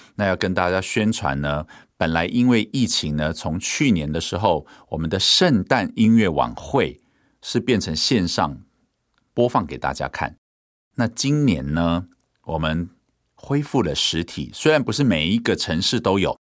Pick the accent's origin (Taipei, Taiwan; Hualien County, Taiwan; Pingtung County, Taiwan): Hualien County, Taiwan; Hualien; moved away; 花莲呢，是 我的家乡